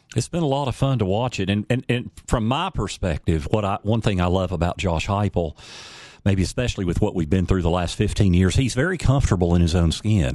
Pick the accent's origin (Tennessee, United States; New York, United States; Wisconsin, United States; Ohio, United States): Tennessee, United States; Knoxville; I grew up in Knoxville